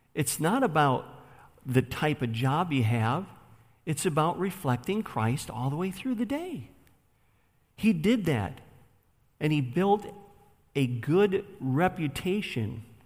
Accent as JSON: {"language": "English", "town": "Buffalo", "region": "New York", "country": "United States", "tie": "born or raised there", "said": "I grew up in Buffalo, New York, on the west side, in the ghetto"}